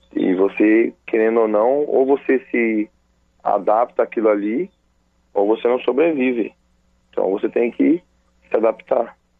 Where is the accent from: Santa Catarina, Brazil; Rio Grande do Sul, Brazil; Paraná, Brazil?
Paraná, Brazil; Cornélio Procópio; now in Araras, Brazil; Sou de Cornélio Procópio, Paraná.